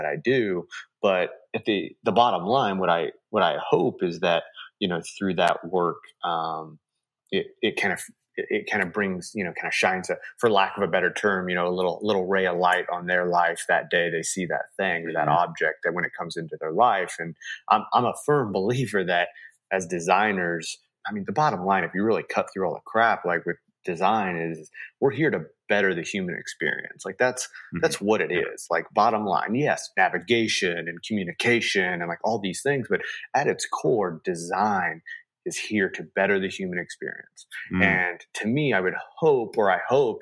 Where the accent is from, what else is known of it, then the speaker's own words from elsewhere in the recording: Kansas City, Missouri, United States; I'm from Kansas City